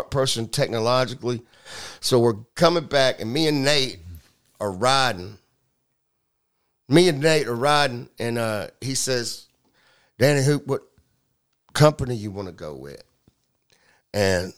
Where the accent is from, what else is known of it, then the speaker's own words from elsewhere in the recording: the South, United States; even though I was from the South